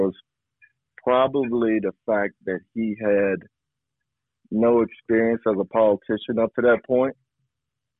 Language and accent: English; Arkansas, United States; I grew up in Arkansas. In the South